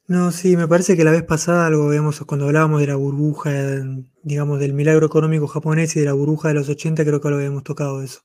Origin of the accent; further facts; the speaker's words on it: Mar del Plata, Buenos Aires Province, Argentina; yo, soy de Mar del Plata